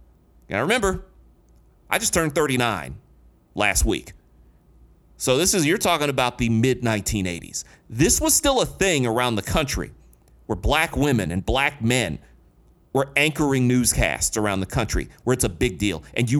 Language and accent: English; Detroit, Michigan, United States; When I grew up in Detroit